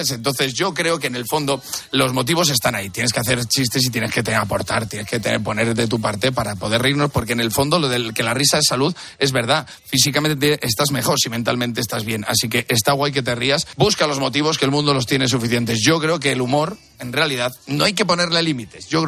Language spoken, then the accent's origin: Spanish; Valladolid, Castile and León, Spain; Pues yo soy, de Valladolid